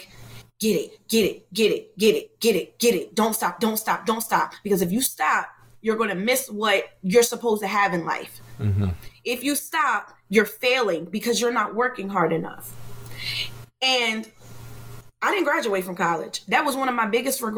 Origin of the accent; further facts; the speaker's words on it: New Jersey, United States; From South Jersey.